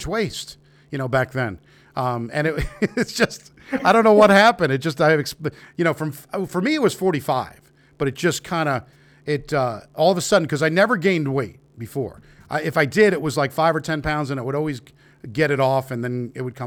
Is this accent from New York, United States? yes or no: yes; New York, United States; moved away as an adult; I'm from New York originally. I've been living here for 20 years.